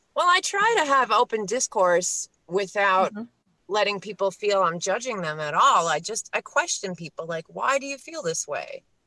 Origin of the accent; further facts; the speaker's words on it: New York City, New York, United States; now in Pennsylvania, United States; I grew up next to Queens. I was born in Queens. Queens is now the uh, most ethnically diverse place in the world